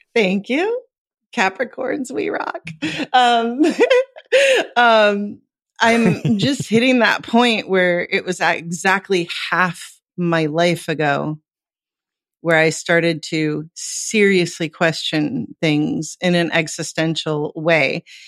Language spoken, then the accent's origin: English; Los Angeles, California, United States; moved away as an adult; now in Lisbon, Portugal; I'm from Los Angeles. That's where I was born and mostly raised, is Los Angeles metro